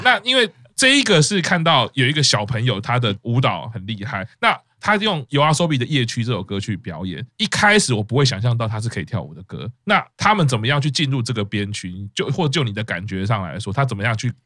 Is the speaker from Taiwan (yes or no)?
yes; Taiwan; 我们在台湾长大